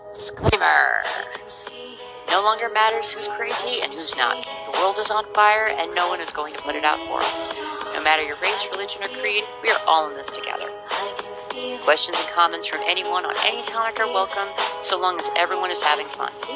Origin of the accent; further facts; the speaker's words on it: England, United Kingdom; I'm from England